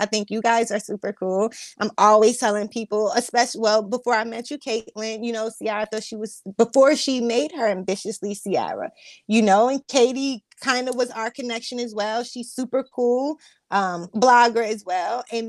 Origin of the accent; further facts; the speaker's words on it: New Jersey, United States; I'm choosing Six Flags Great Adventure because I'm from New Jersey over both.